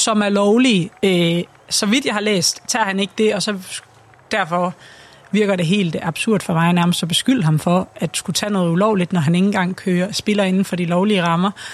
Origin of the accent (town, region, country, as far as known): Denmark